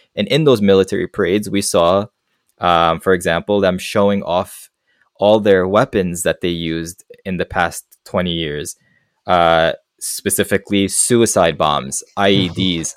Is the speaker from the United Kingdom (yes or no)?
no; Afghanistan; moved away; they'll say, "Where are you from?" And I tell them Afghanistan.